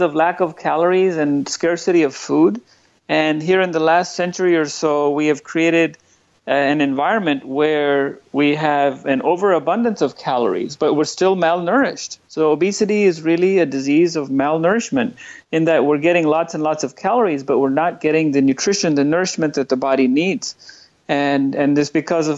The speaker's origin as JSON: {"language": "English", "town": "New Delhi", "region": "Delhi", "country": "India", "tie": "born or raised there", "also_born_or_lived": "Northern California, United States", "moved": "as an adult", "lives_now": "San Francisco Bay Area, United States", "said": "I spent the first 25 years of my life in New Delhi, India. I grew up in India"}